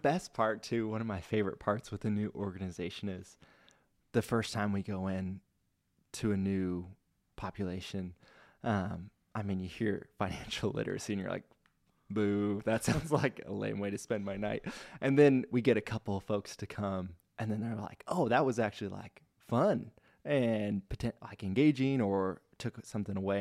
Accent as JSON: {"language": "English", "town": "Spokane", "region": "Washington", "country": "United States", "tie": "born or raised there", "also_born_or_lived": "Ellensburg, Washington", "said": "I grew up in Spokane."}